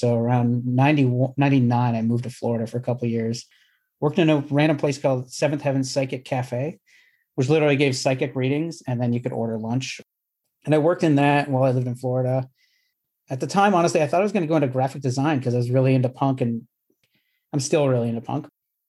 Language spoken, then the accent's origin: English; Southwestern Ontario, Canada; moved away; also born or lived in Tampa / New York; I'm originally from Canada, from Southwestern Ontario